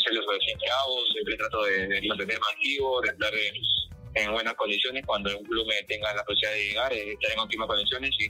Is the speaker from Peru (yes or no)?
yes; Comas, Lima, Peru; yo soy de Rico comas